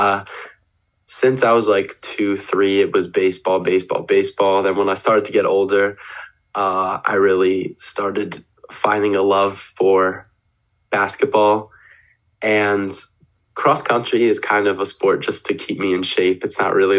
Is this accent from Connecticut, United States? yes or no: no; Baltimore, Maryland, United States; I'm from Baltimore, Maryland